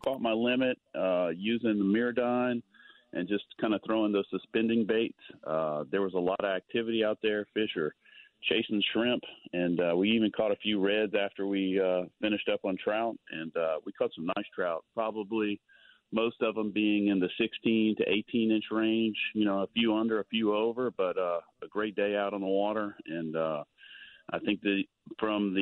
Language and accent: English; Texas, United States; moved away; I grew up in Texas